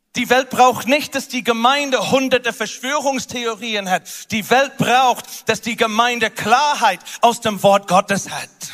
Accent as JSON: {"language": "German", "country": "United Kingdom", "moved": "yes", "said": "Großbritannien, wo ich herkomme"}